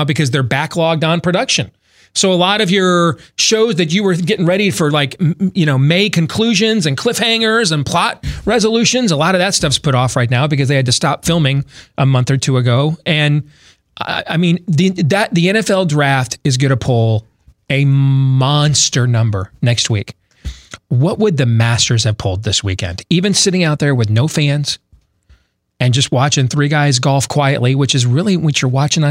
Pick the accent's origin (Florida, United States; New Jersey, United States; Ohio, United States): Florida, United States; Orlando; also born or lived in Casselberry, Florida; now in Iowa, United States; growing up in Orlando and Castleberry, Florida